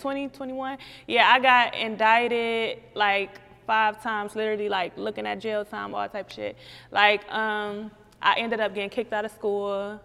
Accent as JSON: {"language": "English", "town": "Cleveland", "region": "Ohio", "country": "United States", "tie": "born or raised there", "said": "I'm from St. Clair"}